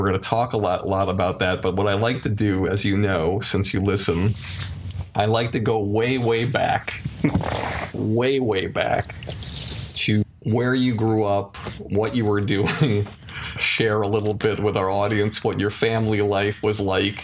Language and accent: English; Longmeadow, Massachusetts, United States; I'm from Longmeadow